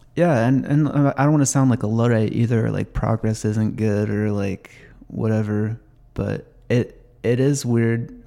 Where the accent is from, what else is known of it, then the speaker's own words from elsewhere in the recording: Snohomish County, Washington, United States; I grew up in Snohomish County